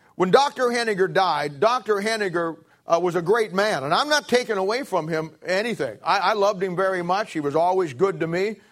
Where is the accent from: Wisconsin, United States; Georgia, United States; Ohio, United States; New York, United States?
Ohio, United States; Canton; moved away; I come from Canton, Ohio. I moved out here in nineteen seventy-six